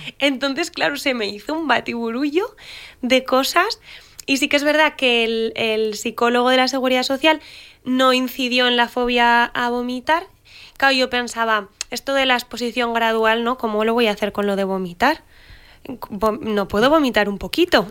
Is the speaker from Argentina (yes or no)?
no; Pamplona, Navarre, Spain; yo soy de Pamplona